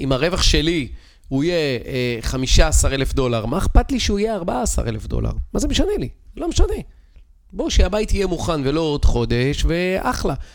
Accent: Israel; אנחנו כישראלים

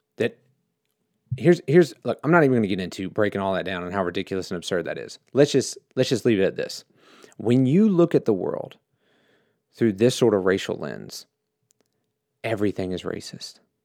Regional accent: United States; I grew up in America

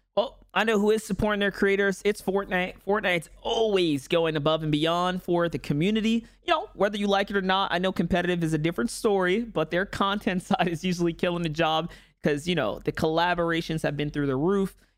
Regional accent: New York City, New York, United States; where I grew up, New York City

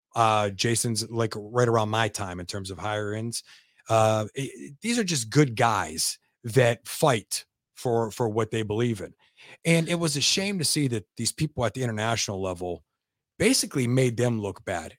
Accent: Youngstown, Ohio, United States; also born or lived in Lansing, Michigan

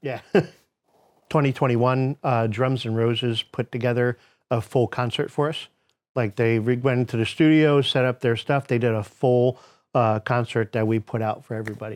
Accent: United States; I'm American, uh, through and through. I was born here.

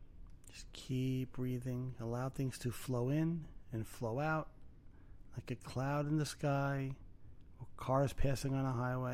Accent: Brooklyn, New York, United States; No. Really? I'm from Brooklyn? What gave it away?

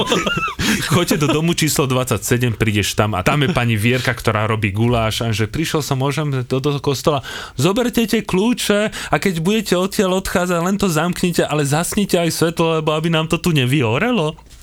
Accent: Slovakia; odkiaľ som, že Slovakia

